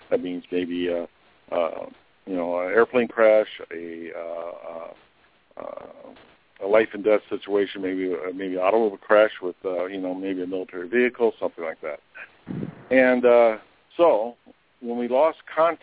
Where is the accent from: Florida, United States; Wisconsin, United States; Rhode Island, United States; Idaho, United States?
Wisconsin, United States; I am from the Midwest, actually from Wisconsin